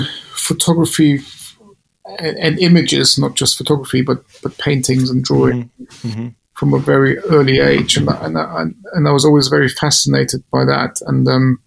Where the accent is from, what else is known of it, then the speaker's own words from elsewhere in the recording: Munich, Bavaria, Germany; moved away; a normal guy from Bavaria originally.